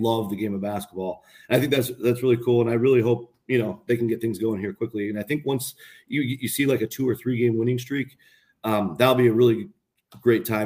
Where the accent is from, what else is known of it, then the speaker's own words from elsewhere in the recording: Seattle, Washington, United States; I grew up in Seattle